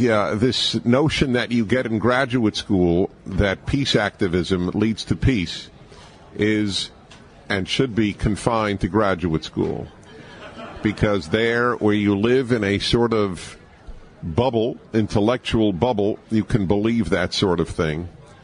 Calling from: San Pedro, California, United States; I am broadcasting from San Pedro, California, right by the Pacific

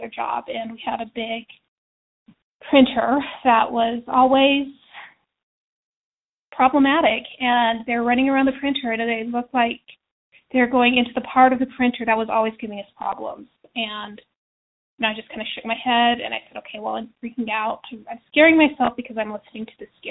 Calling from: Utah, United States; I'm calling from Utah.

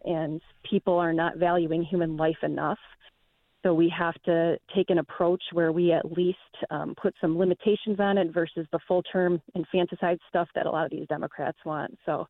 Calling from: Michigan, United States; I'm calling from Michigan.

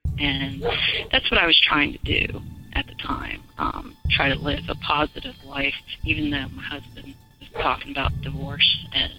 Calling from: South Carolina, United States; I'm calling from South Carolina

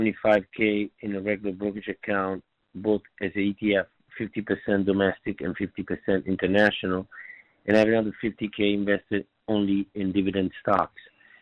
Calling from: New York, United States; I'm calling from New York.

